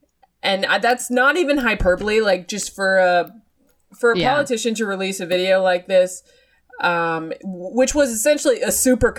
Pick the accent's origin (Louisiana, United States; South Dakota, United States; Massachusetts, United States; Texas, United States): Massachusetts, United States; Boston; I'm an Irish woman from Boston, Massachusetts.